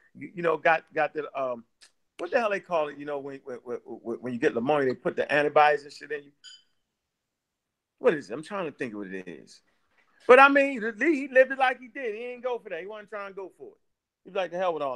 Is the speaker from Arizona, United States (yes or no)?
no; Baltimore, Maryland, United States; I'm from Northwest